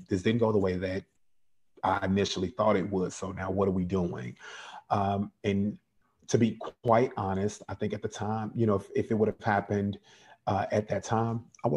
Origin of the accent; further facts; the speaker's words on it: Chicago, Illinois, United States; now in Georgia, United States; I'm from Chicago originally, born and raised South Side. I now live in Georgia